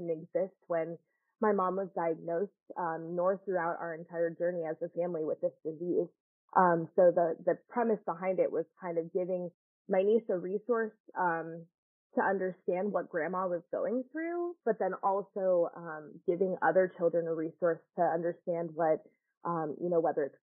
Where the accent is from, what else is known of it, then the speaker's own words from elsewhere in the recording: Georgia, United States; I'm from Georgia